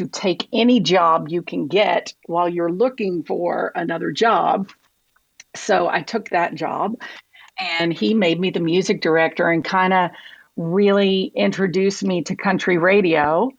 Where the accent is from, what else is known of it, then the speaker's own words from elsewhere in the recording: Atlanta, Georgia, United States; moved away as an adult; also born or lived in Auburn, Alabama; moving home to Atlanta